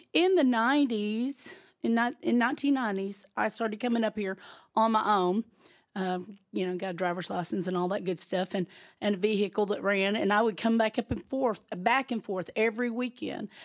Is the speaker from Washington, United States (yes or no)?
no; Gurdon, Arkansas, United States; I'm originally from South Arkansas, um, Gurdon